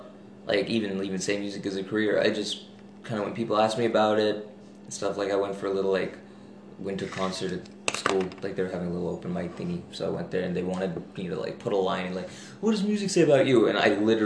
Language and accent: English; Dubai, United Arab Emirates; moved away as an adult; also born or lived in India; now in Vancouver, Canada; I'm actually from India, and then I grew up in Dubai, so I came down here for uni.